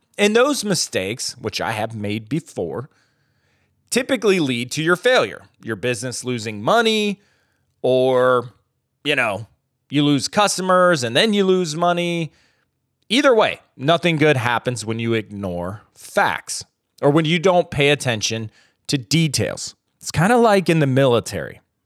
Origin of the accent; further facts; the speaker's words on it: United States; growing up in America